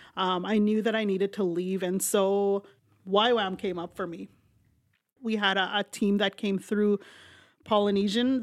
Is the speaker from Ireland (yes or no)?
no; Saskatchewan, Canada; moved away; I grew up, uh, majority of my life on the reserve in Saskatchewan.